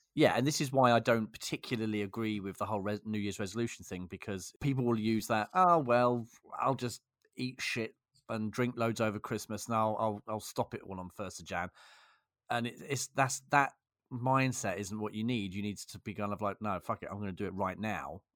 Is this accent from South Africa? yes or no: no; England, United Kingdom; I'm English